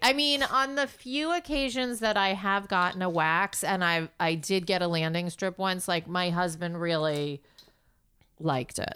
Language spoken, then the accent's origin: English; New York City, New York, United States; I grew up in New York City.